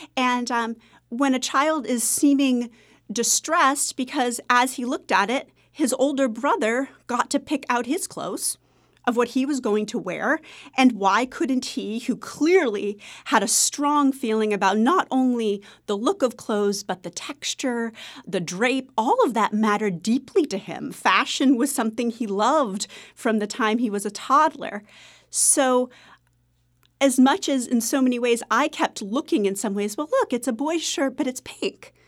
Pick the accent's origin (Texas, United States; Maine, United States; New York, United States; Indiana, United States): Maine, United States; I'm from Maine